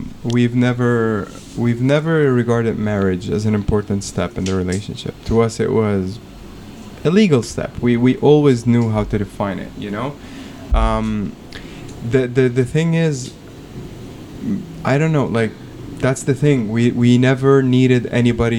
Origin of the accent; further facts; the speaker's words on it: Lebanon; now in Kuwait; I'm from Lebanon